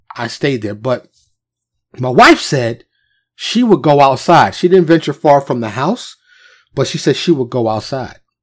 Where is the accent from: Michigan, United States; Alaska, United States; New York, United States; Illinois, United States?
New York, United States; New York City; I was born and raised in New York, and, and I, I lived in Harlem and the South Bronx, the Bronx